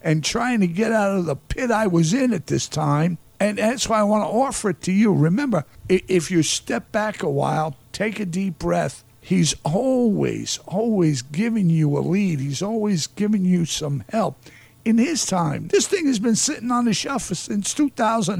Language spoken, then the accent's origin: English; New York City, New York, United States; I'm a skeptic from New York City